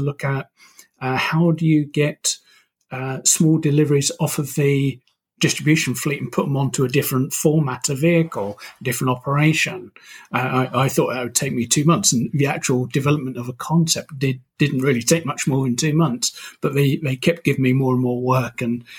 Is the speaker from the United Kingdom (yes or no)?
yes; United Kingdom; now in Toronto, California, United States; That's right. I'm very British.